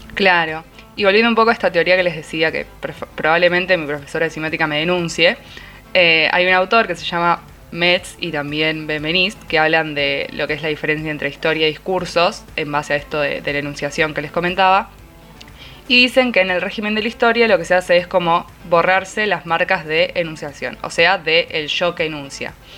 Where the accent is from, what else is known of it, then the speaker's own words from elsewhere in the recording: Quilmes, Buenos Aires Province, Argentina; yo soy de Quilmes